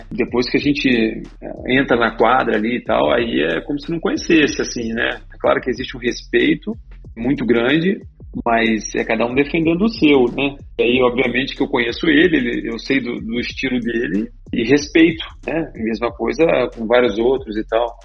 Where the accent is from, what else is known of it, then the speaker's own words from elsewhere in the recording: Resende, Rio de Janeiro, Brazil; also born or lived in Minas Gerais; eu sou de Resende aqui, na verdade. Nasci em Minas